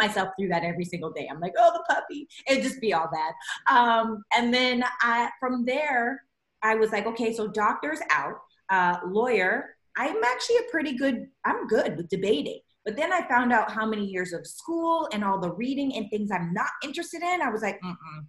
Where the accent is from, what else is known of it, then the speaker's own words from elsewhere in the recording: Regina, Saskatchewan, Canada; moved away as an adult; now in Los Angeles, United States; I'm a Canadian raised girl. I was raised in Regina, Saskatchewan